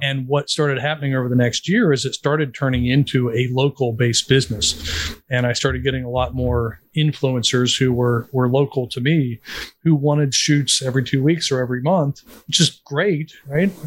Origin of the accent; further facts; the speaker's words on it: West Virginia, United States; a poor kid growing up in West Virginia